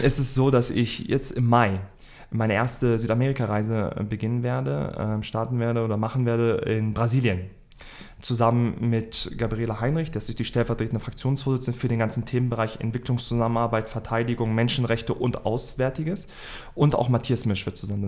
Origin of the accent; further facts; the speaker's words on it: Hanover, Lower Saxony, Germany; ich bin 29 Jahre alt, Hannoveraner